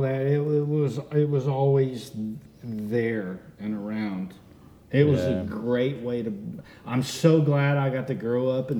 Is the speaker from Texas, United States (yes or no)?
yes; Hurst, Texas, United States; Our house growing up in Hearst had a central vacuum system.